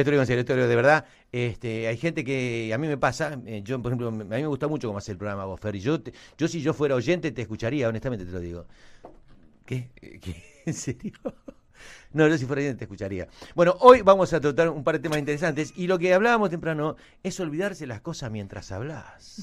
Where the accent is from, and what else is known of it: Argentina